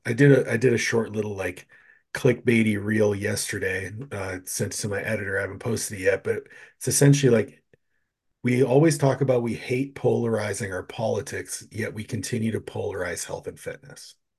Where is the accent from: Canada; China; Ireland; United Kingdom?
Canada; I'm from Canada